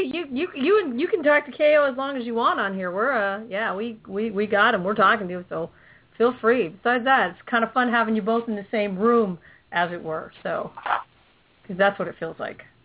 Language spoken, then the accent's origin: English; California, United States; also born or lived in Philippines; I'm a Cali girl